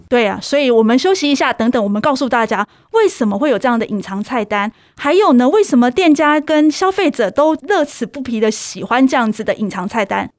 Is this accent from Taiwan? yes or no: yes; Taichung, Taiwan; 身为台中人